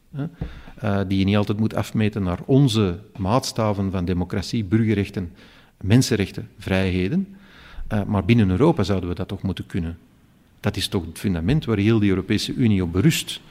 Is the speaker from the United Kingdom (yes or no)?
no; Flanders, Belgium; hier bij ons in Vlaanderen